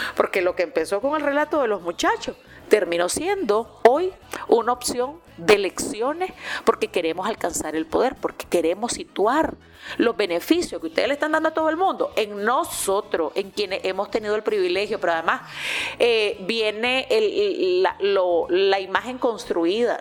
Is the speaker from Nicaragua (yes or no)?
yes; Nicaragua